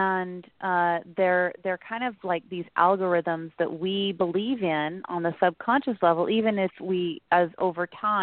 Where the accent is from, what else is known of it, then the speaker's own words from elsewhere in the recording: Utah, United States; moved away as an adult; also born or lived in California; I grew up in Utah